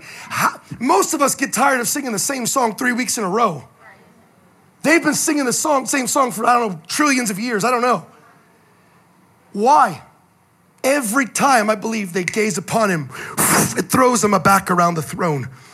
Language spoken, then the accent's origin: English; the Bay Area, California, United States; moved away; I'm from California, originally from the Bay